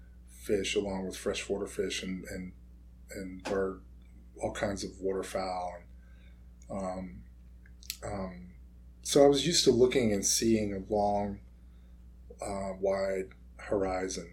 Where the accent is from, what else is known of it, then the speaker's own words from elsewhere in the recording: Washington, North Carolina, United States; also born or lived in Chapel Hill, North Carolina; coastal North Carolina town called Washington, North Carolina, which is where I would have been born if I hadn't been so premature. And that's where I grew up and graduated from high school